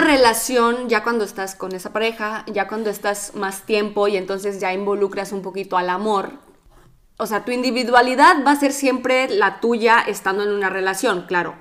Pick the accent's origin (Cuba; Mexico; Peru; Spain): Mexico; moved away as an adult; now in Italy; soy mexicana y ya tengo cuatro años viviendo en Italia.